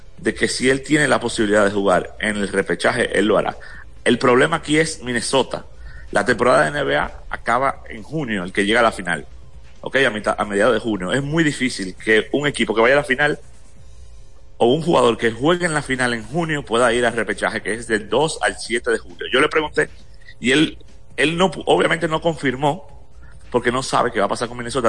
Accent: Dominican Republic; Ya, ya nos reconoce como dominicano

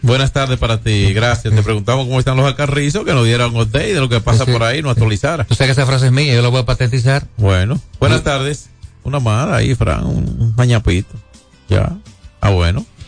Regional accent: Dominican Republic

